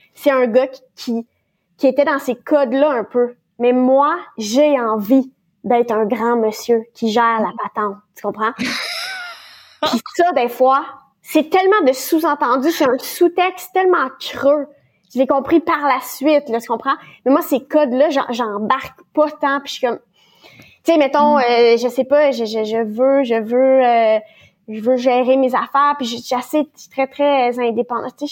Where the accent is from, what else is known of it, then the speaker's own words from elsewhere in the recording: Ontario, Canada; je suis de l'Ontario